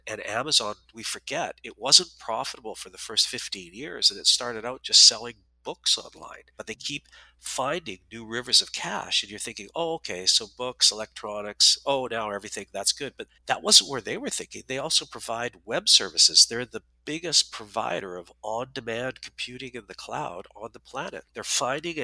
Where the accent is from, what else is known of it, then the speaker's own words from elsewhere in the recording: Calgary, Alberta, Canada; I grew up in Calgary